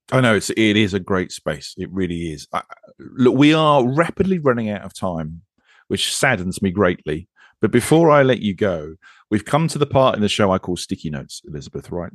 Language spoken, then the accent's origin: English; United Kingdom; I'm British